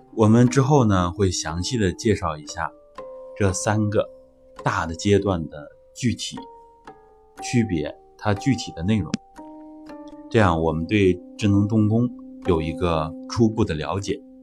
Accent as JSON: {"language": "Chinese", "country": "China", "said": "我们中国人的核心思想其实就是天人合一"}